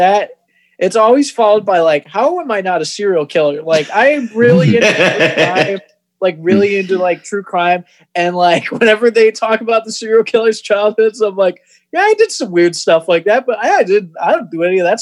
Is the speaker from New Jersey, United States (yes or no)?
no; Rockford, Michigan, United States; also born or lived in Toledo, Ohio; now in Ann Arbor, United States; I grew up in Rockford, Michigan